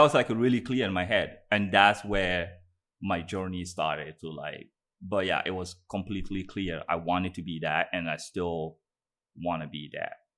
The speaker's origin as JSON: {"language": "English", "country": "Guinea", "tie": "born or raised there", "said": "I was born in Guinea, um, in, in West Africa, um, Guinea Conakry."}